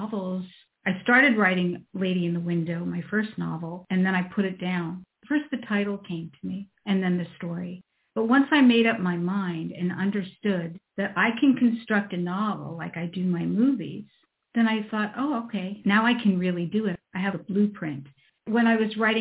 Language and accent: English; East Coast, United States; moved away as an adult; I'm from the East Coast.